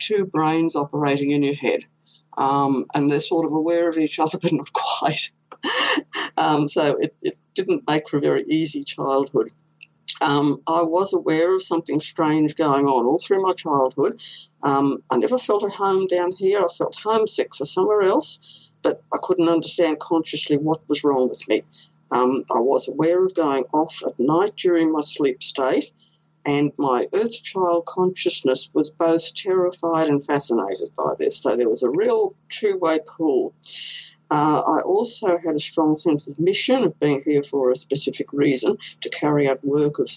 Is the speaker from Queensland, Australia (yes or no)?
yes; Queensland, Australia; I was born here in Queensland